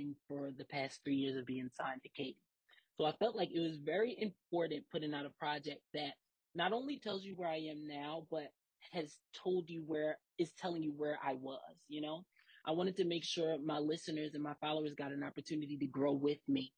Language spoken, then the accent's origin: English; Philadelphia, Pennsylvania, United States; growing up in Philly and kind of like being raised in a church